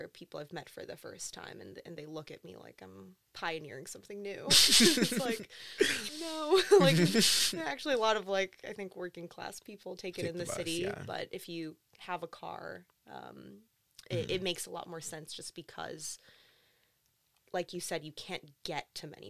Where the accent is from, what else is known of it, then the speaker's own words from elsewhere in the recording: Queens, New York, United States; Growing up in Queens was a blessing, but while I was there, it really didn't feel like it.